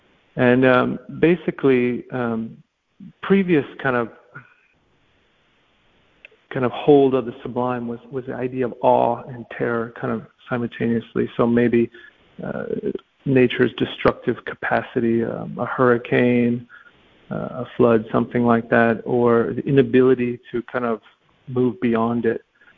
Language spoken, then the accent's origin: English; Alaska, United States; also born or lived in different places; I grew up in Alaska and different places, and I always was struck by grand vistas, and I just kind of grew up like that naturally, and the capacity of the landscape.